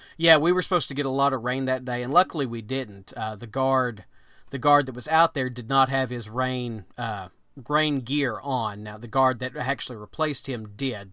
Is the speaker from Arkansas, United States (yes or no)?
yes; Arkansas, United States; We we're from Arkansas